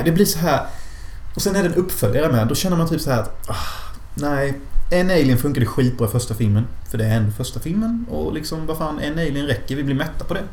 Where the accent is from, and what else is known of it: Sweden